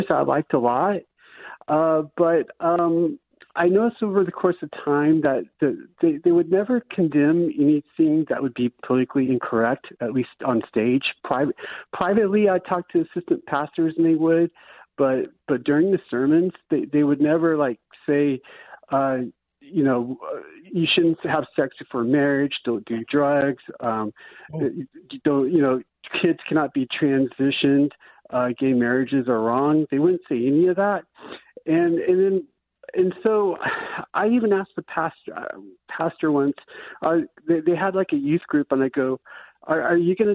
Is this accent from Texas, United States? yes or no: yes; San Antonio, Texas, United States; now in Austin, United States; So now I'm from San Antonio, which did, does have fire and brimstone churches